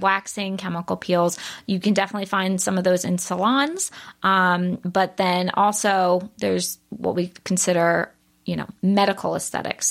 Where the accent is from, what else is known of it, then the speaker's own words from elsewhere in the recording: Baltimore, Maryland, United States; I grew up in Baltimore.